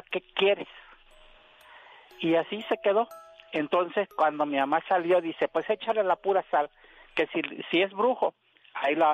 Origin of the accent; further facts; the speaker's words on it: Veracruz, Mexico; now in Ciudad Juárez, Mexico; yo aquí en Juárez todavía nada, pero yo soy del estado de Veracruz.